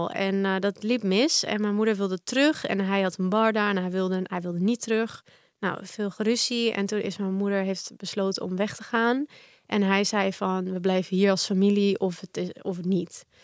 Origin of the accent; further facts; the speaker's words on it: Balearic Islands, Spain; born there; ik denk dat dat wel, omdat ik echt sinds baby, ik ben geboren in Mallorca. En mijn moeder en mijn vader waren daar toen heen verhuisd.